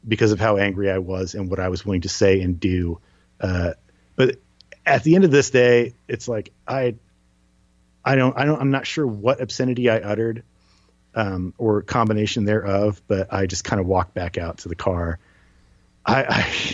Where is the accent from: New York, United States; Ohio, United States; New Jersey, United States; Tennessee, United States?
New Jersey, United States; I'm from New Jersey